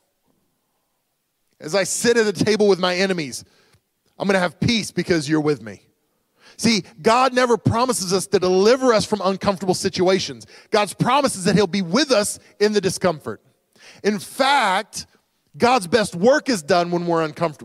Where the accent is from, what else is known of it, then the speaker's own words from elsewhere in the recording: United States; who we are as Americans